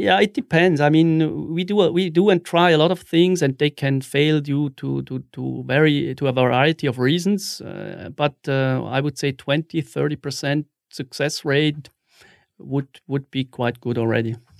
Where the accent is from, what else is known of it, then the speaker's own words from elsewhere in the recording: Wil, St. Gallen, Switzerland; also born or lived in Zurich; I was born in, in Wiel, which is a, a small city in the canton of Sankt Gallen